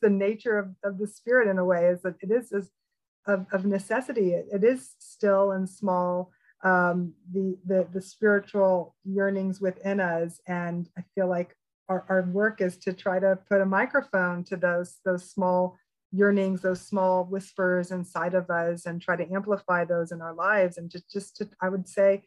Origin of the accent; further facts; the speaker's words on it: Memphis, Tennessee, United States; I was this spiritual freak of a kid, you know, growing up in Memphis, Tennessee